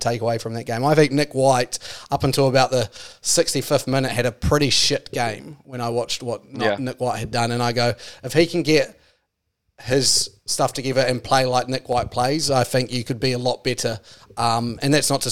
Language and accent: English; New Zealand; as a Kiwi